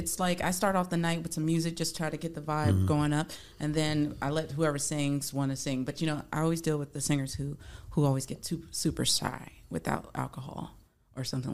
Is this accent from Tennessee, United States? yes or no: no; across from New Orleans, Louisiana, United States; also born or lived in California; I was born in California, but I was raised in Louisiana. Mm-hmm. So New Orleans, like right across from there.